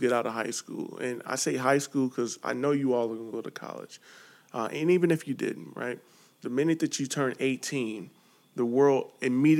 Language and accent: English; St. Louis, Missouri, United States; also born or lived in Chicago; now in California, United States; I come from St. Louis, Missouri, lived in Chicago, and now I'm in California.